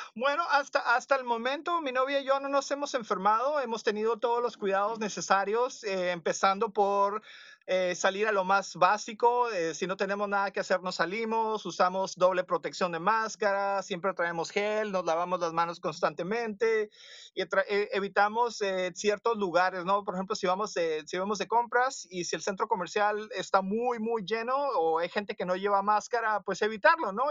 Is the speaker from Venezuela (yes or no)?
no; northwest Mexico, Mexico; nosotros en el noroeste de México somos muy gringos